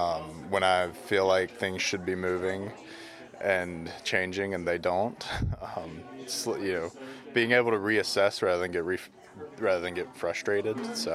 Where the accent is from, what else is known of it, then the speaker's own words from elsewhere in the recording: Auburn, Alabama, United States; I'm from Auburn, Alabama.